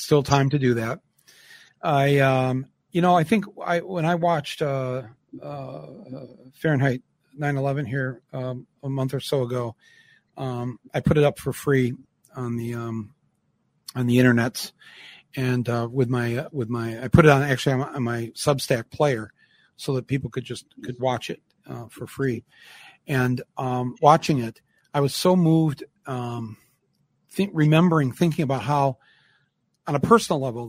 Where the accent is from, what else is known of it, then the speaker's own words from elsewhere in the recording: United States; as an American